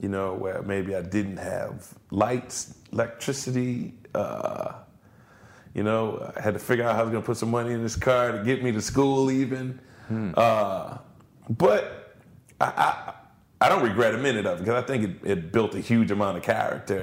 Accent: New Orleans, Louisiana, United States; how I came up, you know, in New Orleans. I was born and raised in the 7th Ward

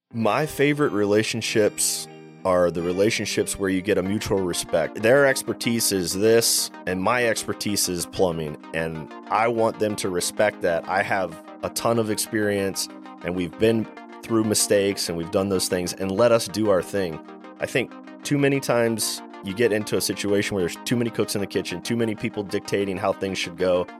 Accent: Maryland, United States; I'm from Maryland. I'm from the East Coast. And growing up, my father was a home builder

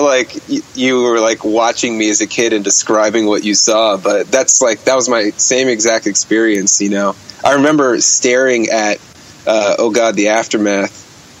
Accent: Bergenfield, New Jersey, United States; born there; I was born in Bergenfield. It's like a blue collar town right outside of New York City, you know, right by the George Washington Bridge.

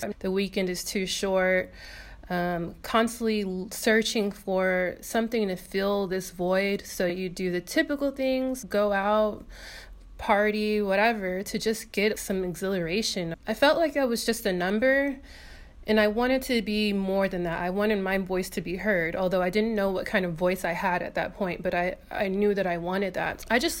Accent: Inglewood, California, United States; moved away as an adult; now in Perth, Australia; I'm from Inglewood, California, and I left California at the age of 25

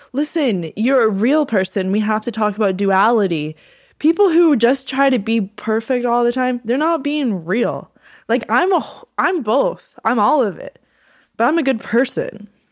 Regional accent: North Carolina, United States; moved away; I'm from North Carolina.

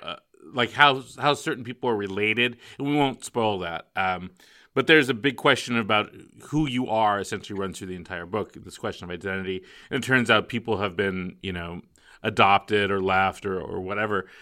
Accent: Northern California, United States; now in Palm Springs, United States; I grew up in Northern California

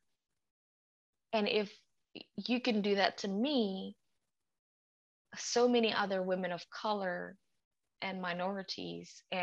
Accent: Indonesia; English is a second language; now in United Kingdom; I'm from a country that people don't even know the location of.

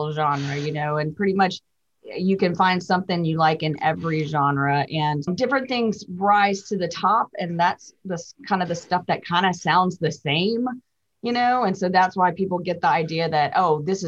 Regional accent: Memphis, Tennessee, United States; I'm from Memphis

